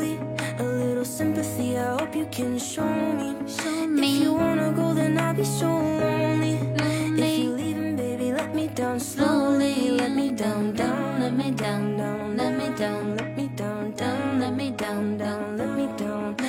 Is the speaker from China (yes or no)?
yes; Northeast China, China; now in Hangzhou, China; 要是在我们老家的话，我们老家县城的房子哈，也就。两三千，好一点的三四千。我的家在东北松花江上，松花江上呢哈。